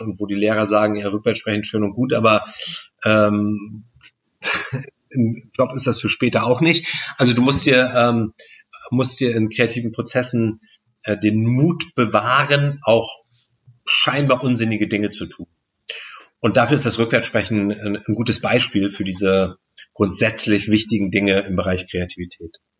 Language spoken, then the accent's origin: German; Stockelsdorf, Schleswig-Holstein, Germany; Ich komme aus Stockelsdorf